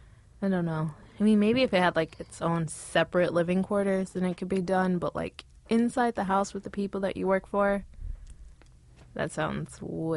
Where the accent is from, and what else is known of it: Pasadena, California, United States